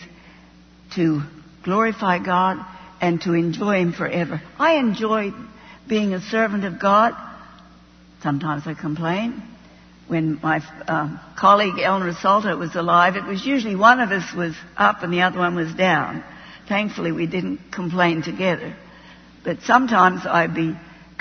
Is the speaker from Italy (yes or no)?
no; Australia; moved away as an adult; also born or lived in Middle East / Jordan; I'm an Australian.